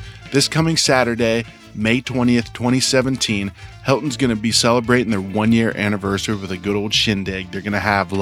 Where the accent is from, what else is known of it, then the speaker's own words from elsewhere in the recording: Ohio, United States; moved away; I'm from Ohio